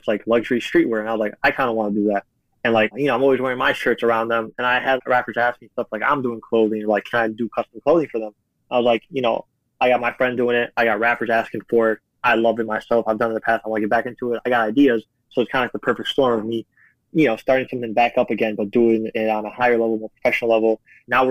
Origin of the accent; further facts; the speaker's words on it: Chicago, Illinois, United States; I grew up in Chicago